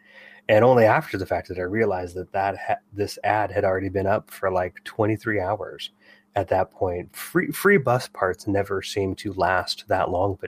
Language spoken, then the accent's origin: English; Bay Area, California, United States; growing up in the Bay Area in the 80s and 90s.